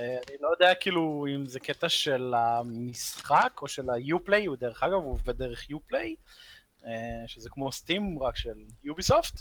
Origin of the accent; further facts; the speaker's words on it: Israel; אנחנו ישראלים